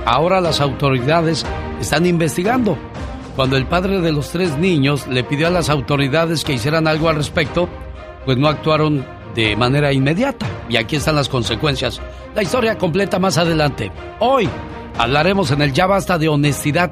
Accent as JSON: {"language": "Spanish", "region": "Mexico City", "country": "Mexico", "moved": "yes", "lives_now": "United States", "said": "un día salí de la Ciudad de México, pero el DF nunca salió de mí"}